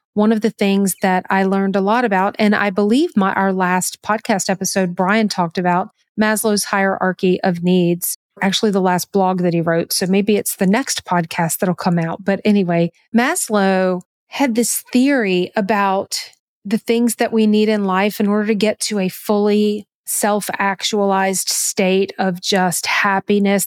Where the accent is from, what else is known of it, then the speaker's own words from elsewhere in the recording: the South, United States; I'm from the South and Southerners are just very hospitable by nature. I was raised that way